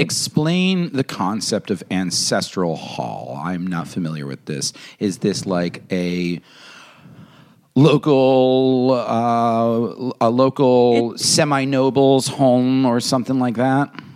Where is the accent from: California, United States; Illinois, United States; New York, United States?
New York, United States; Pound Ridge; moved away as an adult; now in Los Angeles, United States; the town's Pound Ridge, New York